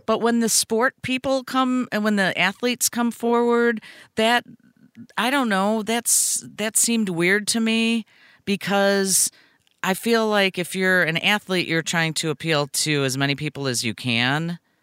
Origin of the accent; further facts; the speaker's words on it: Brookfield, Illinois, United States; I grew up in Brookfield